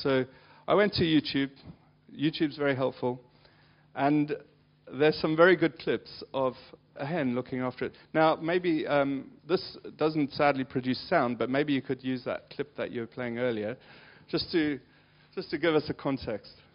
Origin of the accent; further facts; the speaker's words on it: South Africa; moved away; I grew up in South Africa